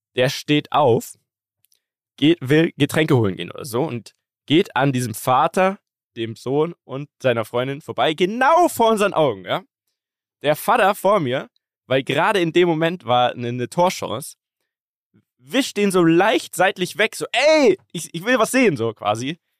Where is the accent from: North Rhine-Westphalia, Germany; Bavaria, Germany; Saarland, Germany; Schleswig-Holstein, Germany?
Bavaria, Germany; Munich; Bei uns in München